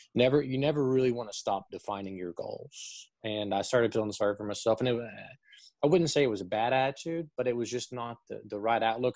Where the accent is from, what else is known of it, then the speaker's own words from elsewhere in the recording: Chattanooga, Tennessee, United States; moved away as an adult; also born or lived in Lexington, Kentucky; born and raised in Chattanooga, Tennessee.